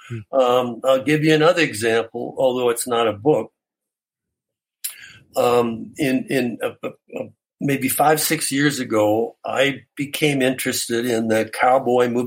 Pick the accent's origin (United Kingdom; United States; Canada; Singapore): Canada; I'm Canadian.